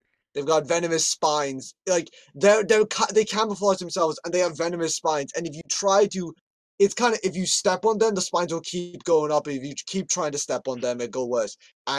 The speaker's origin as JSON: {"language": "English", "country": "Ireland", "said": "I'm Irish."}